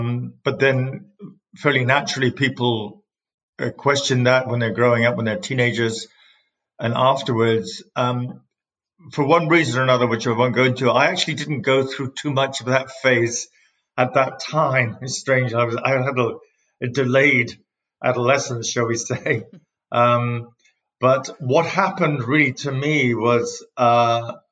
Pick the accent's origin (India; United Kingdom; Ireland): United Kingdom; England; moved away as an adult; also born or lived in upstate New York; now in Syracuse, United States; As you can tell from my accent, I come from England